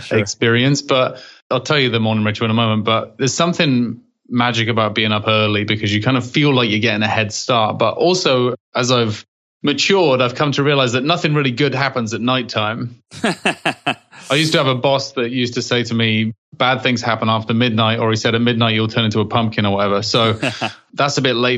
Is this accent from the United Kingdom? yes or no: yes; England, United Kingdom; accent: English; moved away; Having an English accent in England, nobody really cares.